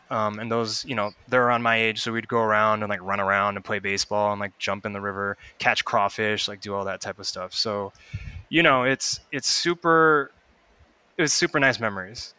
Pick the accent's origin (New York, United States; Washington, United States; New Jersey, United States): Washington, United States; Sammamish; I grew up in Sammamish